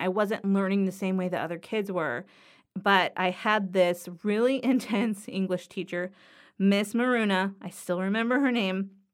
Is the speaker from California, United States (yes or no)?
yes; Los Angeles, California, United States; I grew up in Harbor City